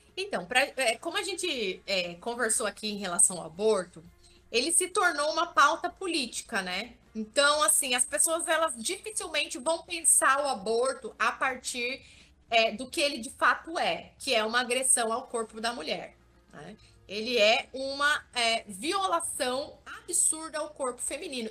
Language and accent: Portuguese; Vale do Ribeira, interior of São Paulo, Brazil; Eu sou do interior de São Paulo, sou de um lugar chamado Vale do Ribeira